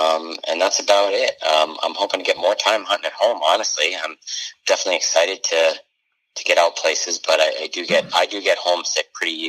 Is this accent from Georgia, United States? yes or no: no; northern New Hampshire, United States; moved away; up in my home state in New Hampshire, which I'm pretty excited about, going back to my stomping grounds up in northern New Hampshire